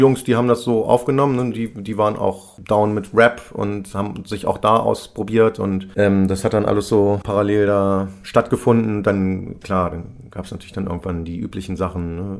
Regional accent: Braunschweig, Lower Saxony, Germany; moved away as an adult; now in Hamburg, Germany; Ursprünglich bin ich aus Braunschweig, ist ja nicht weit von Hannover, bin aber Ende der 90er schon ähm, nach Hamburg gegangen

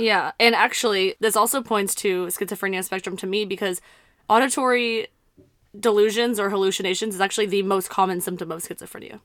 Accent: South Texas, United States; we're from South Texas

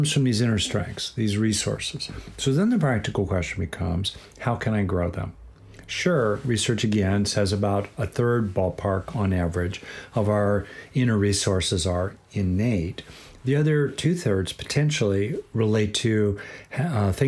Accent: Southern California, United States; I grew up in Southern California.

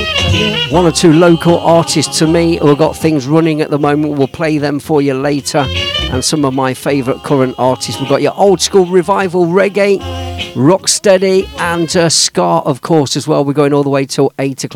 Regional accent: Leicester, East Midlands, United Kingdom; I was born in the red light district, the predominantly Indian and Jamaican area of Leicester, my hometown.

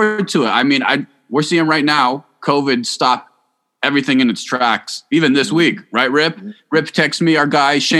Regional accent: Arizona, United States; I was in the marching band when I was growing up in Arizona

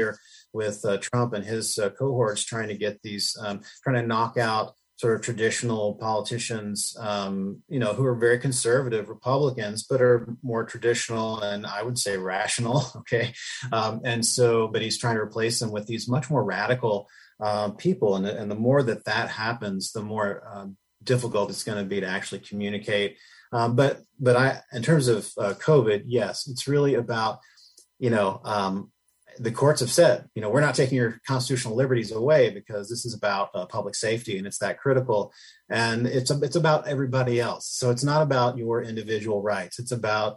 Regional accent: Tennessee, United States; moved away; I'm from Tennessee originally

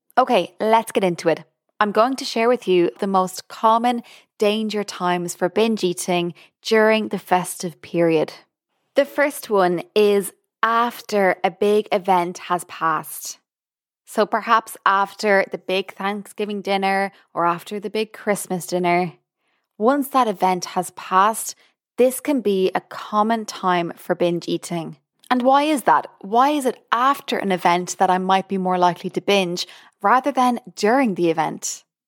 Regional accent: Ireland; moved away as an adult; now in United States; I'm Irish. I've only lived in America for over a year

